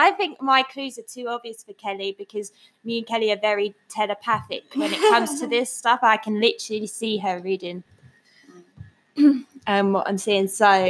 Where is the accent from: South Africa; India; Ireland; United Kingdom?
United Kingdom; England; we're English